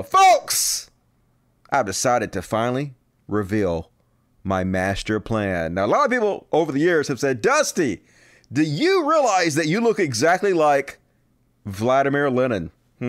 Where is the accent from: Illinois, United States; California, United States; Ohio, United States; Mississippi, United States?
Mississippi, United States; I grew up in Mississippi